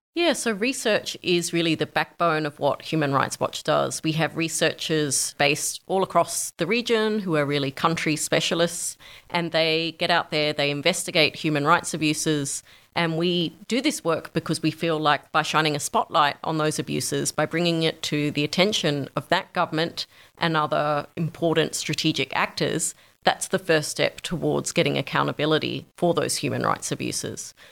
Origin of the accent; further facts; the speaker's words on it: Australia; moved away as an adult; also born or lived in New York; I moved from New York back to Australia to set up the Australia office